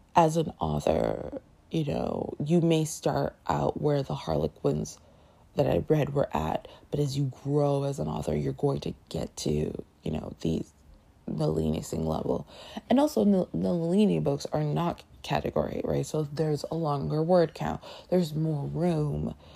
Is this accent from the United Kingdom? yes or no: no; Canada; now in United States; I grew up in Canada